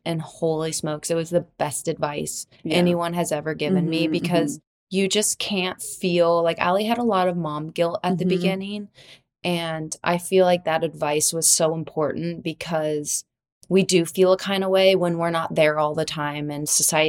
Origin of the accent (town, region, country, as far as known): Florida, United States; born or raised there